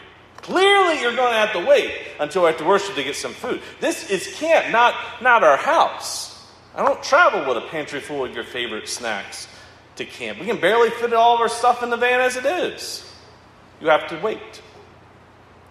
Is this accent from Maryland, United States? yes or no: yes; Owings Mills, Maryland, United States; I grew up in Baltimore County, Owings-Mills, Maryland.